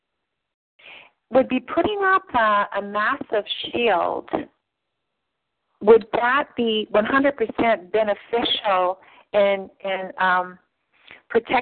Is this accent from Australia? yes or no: no; Canada; I'm Canadian